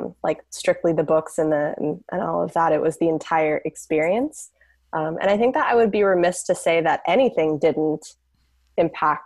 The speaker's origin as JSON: {"language": "English", "town": "San Francisco", "region": "California", "country": "United States", "tie": "born or raised there", "also_born_or_lived": "Manhattan, New York", "said": "I grew up in San Francisco"}